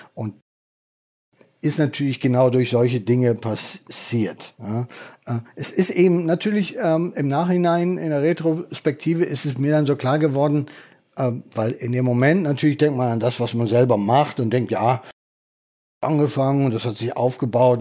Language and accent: German; North Rhine-Westphalia, Germany; moved away; also born or lived in Berlin; ich bin ja Westfale